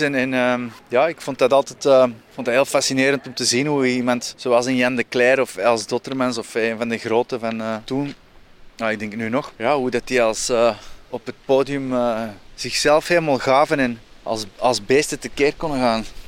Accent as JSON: {"language": "Dutch", "town": "Antwerp", "region": "Flanders", "country": "Belgium", "tie": "born or raised there", "said": "ik ben zelf opgegroeid in Antwerpen."}